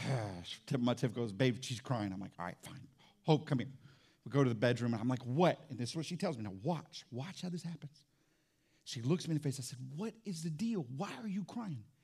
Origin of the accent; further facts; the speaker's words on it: Fort Walton Beach, Florida, United States; So now we grew up in Fort Walton Beach together. I moved all over the place.